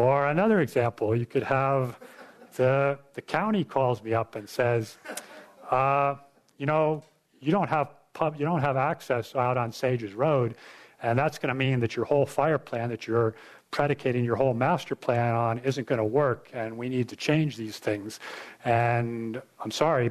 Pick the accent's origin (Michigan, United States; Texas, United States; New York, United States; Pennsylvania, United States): New York, United States; I grew up in New York State